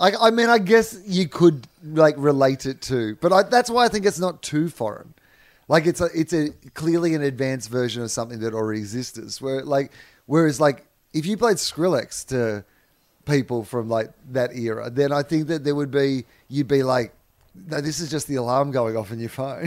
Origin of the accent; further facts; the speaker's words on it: Australia; I'm a white Australian, so chances are there's some Irish in there somewhere